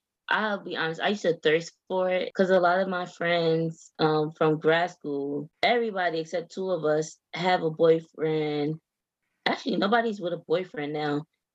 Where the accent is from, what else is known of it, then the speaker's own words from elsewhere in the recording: the South, United States; I'm from the South. So if you're not married by your mid-20s, what are you doing with your life?